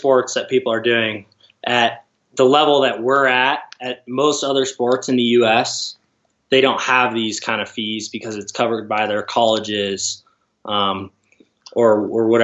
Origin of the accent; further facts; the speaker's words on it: Gresham, Oregon, United States; I'm from outside of Portland, Oregon, Gresham, Oregon. Grew up skiing at Mount Hood